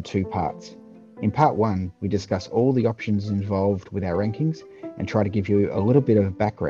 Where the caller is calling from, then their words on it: Victoria, Australia; I'm dialing in from the People's Republic of Victoria, under lockdown once again